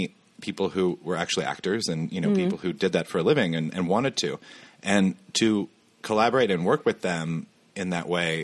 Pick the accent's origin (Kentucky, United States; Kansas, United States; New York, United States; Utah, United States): Kansas, United States; my hometown